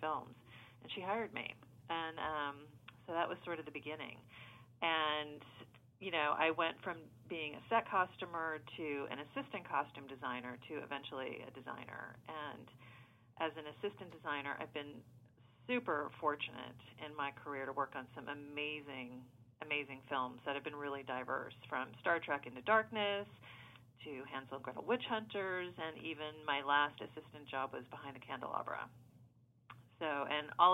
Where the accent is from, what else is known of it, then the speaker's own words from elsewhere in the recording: Savannah, Georgia, United States; moved away as an adult; now in Los Angeles, United States; I'm originally from Savannah, Georgia